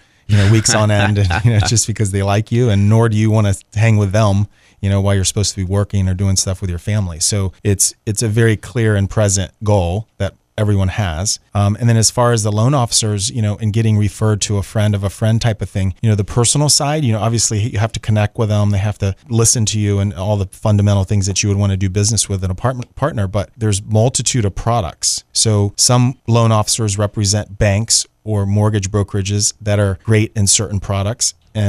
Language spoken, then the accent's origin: English; Atlanta, Georgia, United States; driving is not that big of a deal because I came from Atlanta and everywhere I drove is 45 minutes, you know?